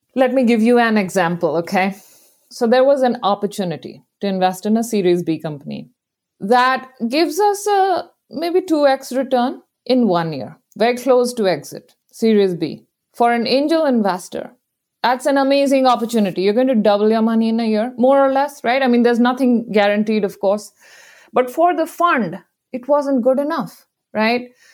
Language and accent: English; India; moved away as an adult; now in San Francisco, United States; I grew up in India